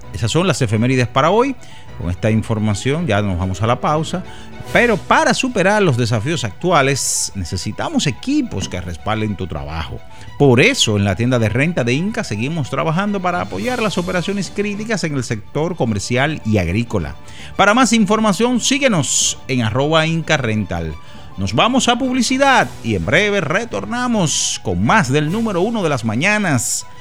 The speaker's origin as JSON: {"language": "Spanish", "country": "Dominican Republic", "said": "como dominicanos que somos"}